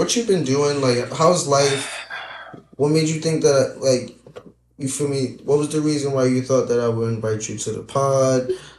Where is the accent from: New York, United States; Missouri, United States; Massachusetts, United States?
New York, United States; But we're both from New York.